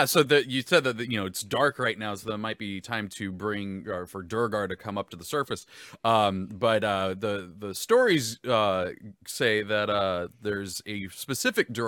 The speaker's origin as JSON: {"language": "English", "region": "Southern California", "country": "United States", "tie": "born or raised there", "said": "I grew up in Southern California"}